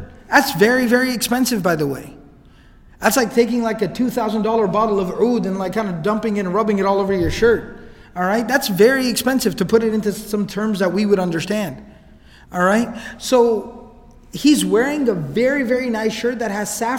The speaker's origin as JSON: {"language": "English", "town": "Dallas", "region": "Texas", "country": "United States", "tie": "born or raised there", "said": "I was born and raised here in Dallas."}